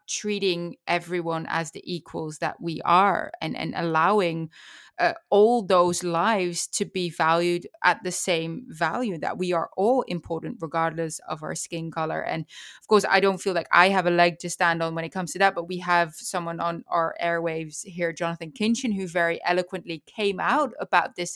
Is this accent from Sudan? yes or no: no; Netherlands; now in United States; I live in the United States because of horse racing. I'm from the Netherlands.